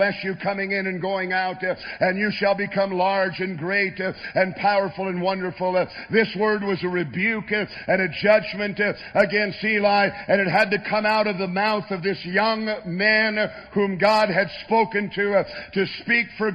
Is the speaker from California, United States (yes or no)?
yes; Southern California, United States; I grew up in Southern California